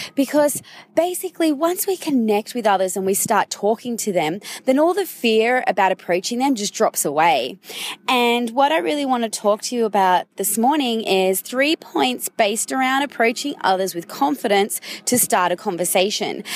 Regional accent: Sydney, New South Wales, Australia; we're both from Sydney

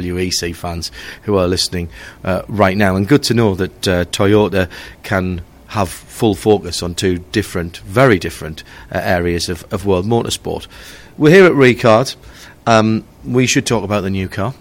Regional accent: England, United Kingdom; us English

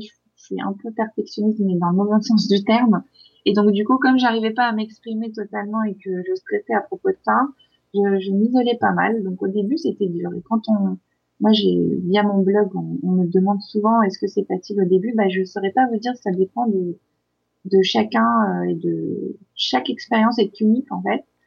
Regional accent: France; moved away as an adult; also born or lived in Izmir, Turkey (parents' origin); now in Istanbul, Turkey; mes deux parents sont nés en Turquie, mais moi je suis née en France euh, dans les années 80

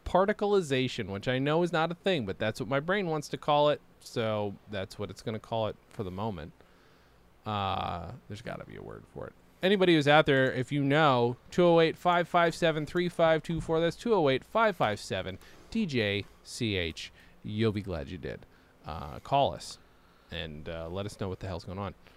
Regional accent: Lawrence, New York, United States; moved away; much disdain as I might have had for growing, growing up in Lawrence

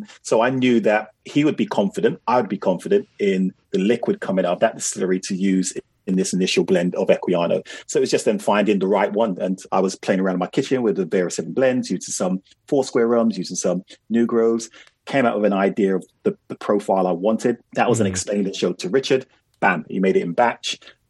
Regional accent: Jamaica; Now, as a Jamaican, I was like, oh, yeah, Jamaica.

